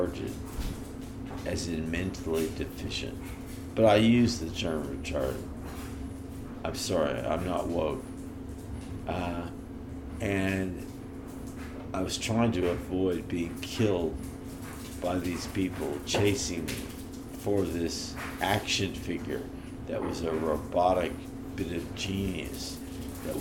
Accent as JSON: {"language": "English", "area": "the Bay Area", "region": "California", "country": "United States", "said": "I'm from California. I'm from the Bay Area"}